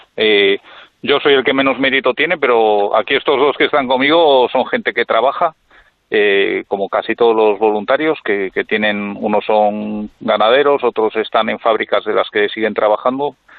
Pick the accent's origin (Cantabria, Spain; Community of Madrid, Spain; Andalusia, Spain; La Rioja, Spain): Cantabria, Spain; Villacarriedo; Nosotros somos de Villacarrido